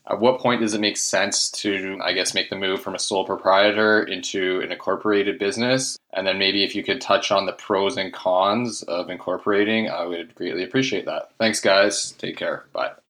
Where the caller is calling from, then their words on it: North Vancouver, British Columbia, Canada; I'm calling from North Vancouver, Mortgage Evolution DLC franchise.